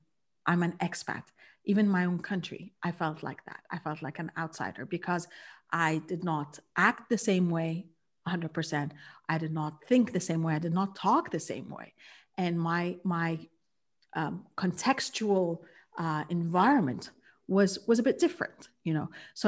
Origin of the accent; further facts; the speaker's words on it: Kuwait; For me, I realized that I was born and raised in Kuwait. And so I'm a third culture kid.